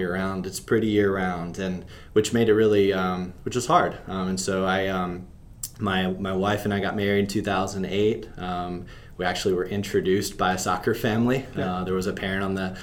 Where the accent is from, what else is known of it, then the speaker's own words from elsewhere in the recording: Pennsylvania, United States; moved away as an adult; also born or lived in North Carolina; I grew up in Pennsylvania, played soccer